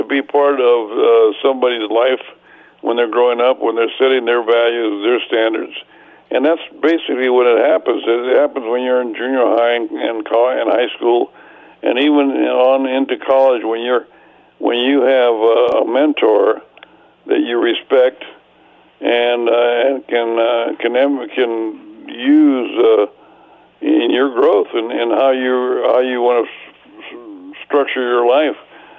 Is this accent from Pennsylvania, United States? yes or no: no; Sanger, California, United States; and friends from my hometown of Sanger and Fresno.